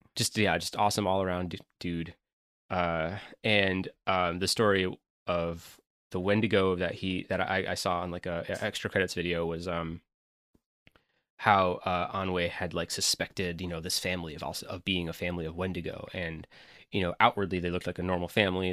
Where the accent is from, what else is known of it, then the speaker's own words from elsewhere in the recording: upstate New York, United States; my hometown area, which is a pl, you know, a place in upstate New York that has harsh winters